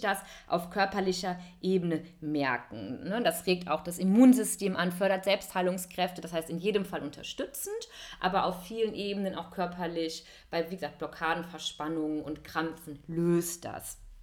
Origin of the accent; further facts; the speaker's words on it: Cologne, North Rhine-Westphalia, Germany; moved away as an adult; also born or lived in Hamburg / India; ich arbeite als Yoga-Lehrerin hier in wunderschönen Köln, meiner Heimatstadt